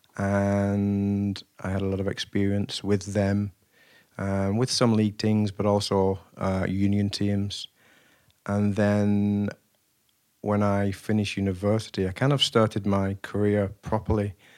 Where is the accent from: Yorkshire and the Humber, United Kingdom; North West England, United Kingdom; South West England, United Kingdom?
North West England, United Kingdom; Wigan; I was raised in Wigan